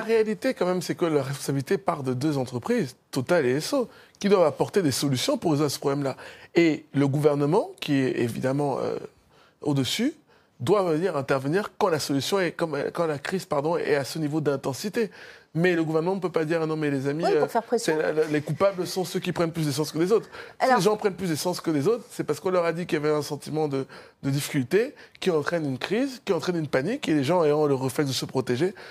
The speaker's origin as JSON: {"language": "French", "country": "Cameroon", "moved": "yes", "lives_now": "France", "said": "Moi, je suis originaire du Cameroun"}